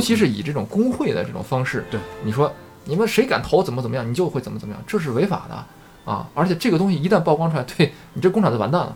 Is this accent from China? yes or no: yes; China; 我们中国人，呃，这话说得有点绝对啊，就是，嗯。呃，像我一样的这种普通的中国的打工仔